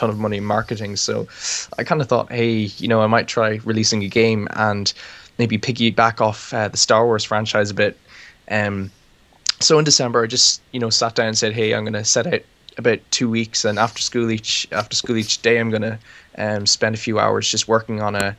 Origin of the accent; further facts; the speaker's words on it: Ireland; I'm from Ireland, and I live in the middle of nowhere